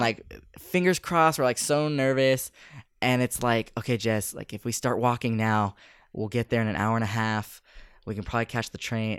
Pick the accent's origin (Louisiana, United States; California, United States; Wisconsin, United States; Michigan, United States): California, United States; Bay Area; coming from the States or coming from the Bay Area